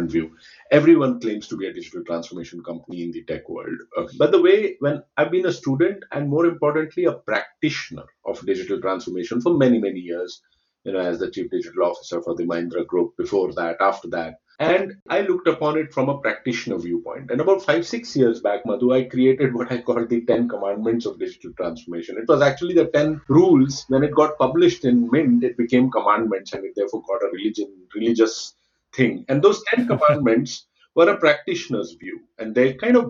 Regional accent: India; I come from India

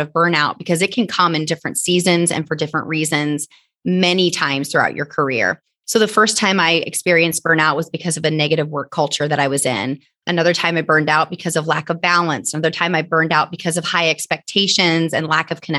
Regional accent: Northeast Indiana, United States; I am from Northeast Indiana

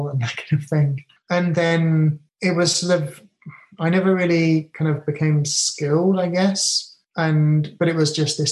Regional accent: England, United Kingdom; now in Japan; I'm very British.

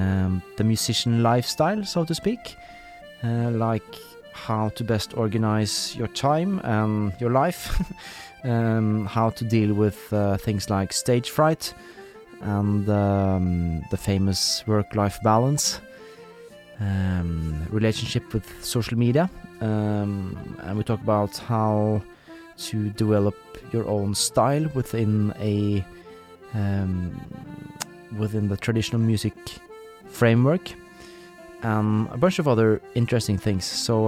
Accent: Norway; English is a second language; traditional tunes from her home area in Sweden, which incidentally is not too far away from where I grew up in Norway.

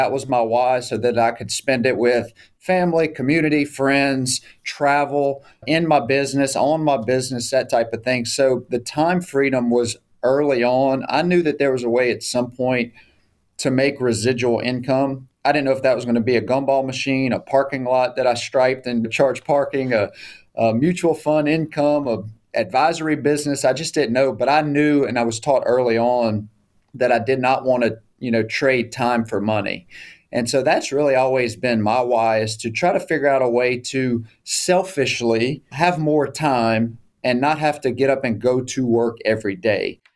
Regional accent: South Louisiana, United States; moved away as an adult; now in Shreveport, United States; my hometown in South Louisiana. So I'm a Cunass at heart. I'm a South Louisiana boy.

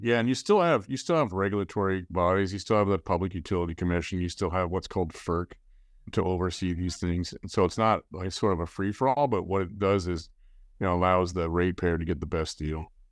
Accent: Colorado, United States; now in California, United States; I'm from Colorado.

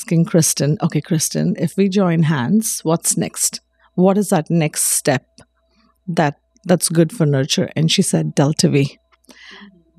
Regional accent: India; first language Telugu; moved away; We all speak several languages, you know. I grew up speaking English. My native language is Telugu

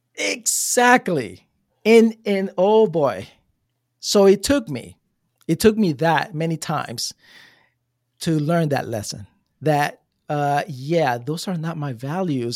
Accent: New Jersey, United States; moved away as an adult; now in Florida, United States; I come from Jersey

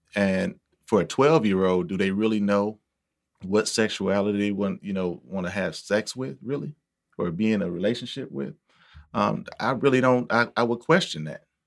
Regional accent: Milwaukee, Wisconsin, United States; I'm from Milwaukee

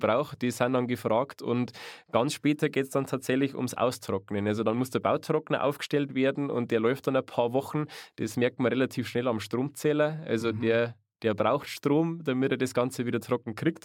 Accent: Chiemgau, Bavaria, Germany; Gerade im Chiemgau, genau. Also mhm. aus meiner Heimat

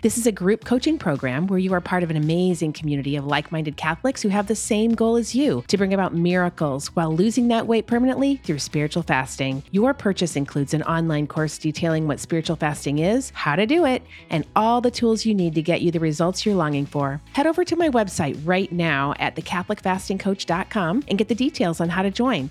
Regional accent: United States; as an American citizen

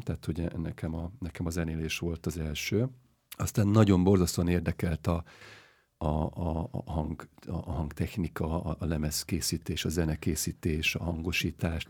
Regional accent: Hungary; Magyarországon születtem, gyerekkorom óta

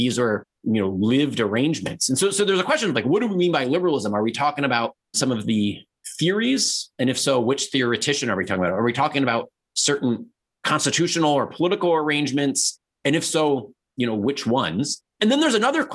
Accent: Baltimore, Maryland, United States; I'm from Baltimore, Maryland

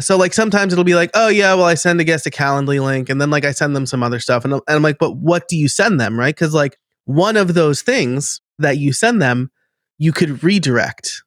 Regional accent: New York, United States; accent: New York; now in Philadelphia area, United States; I live outside of Philly now, but I am from New York, about an hour north

